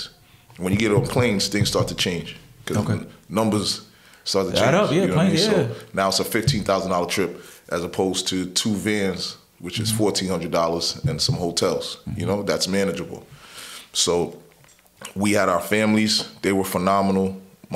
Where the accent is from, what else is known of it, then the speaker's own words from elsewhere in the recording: New York City, New York, United States; also born or lived in Brooklyn / Long Island; I was born in Brooklyn, mm-hmm. right? Raised in Queens.